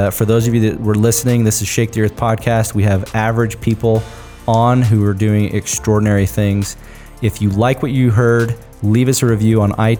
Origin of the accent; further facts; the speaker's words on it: Washington, United States; I grew up in Eastern Washington where all of it is all farm labor.